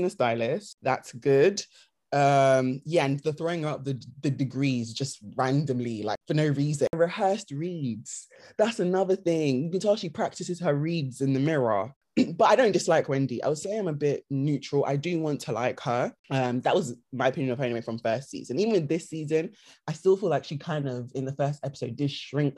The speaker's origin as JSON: {"language": "English", "country": "Nigeria", "said": "because obviously her being Nigerian, us obviously being Nigerian, we did want to like her"}